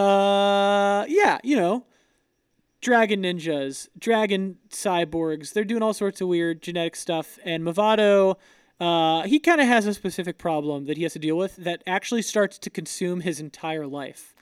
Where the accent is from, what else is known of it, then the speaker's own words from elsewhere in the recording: Florida, United States; I'm from Florida